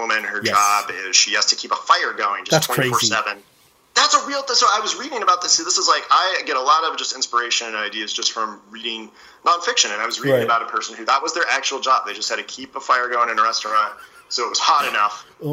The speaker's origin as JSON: {"language": "English", "region": "East Coast", "country": "United States", "tie": "born or raised there", "said": "I grew up in the East Coast"}